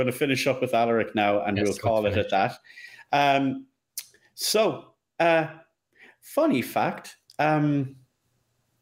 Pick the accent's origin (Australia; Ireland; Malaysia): Ireland; I'm from Ireland.